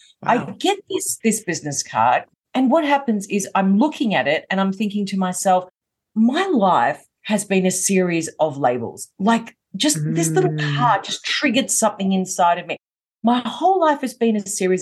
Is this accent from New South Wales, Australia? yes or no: no; Melbourne, Victoria, Australia; I'm from Melbourne in Australia, hence why I have the accent.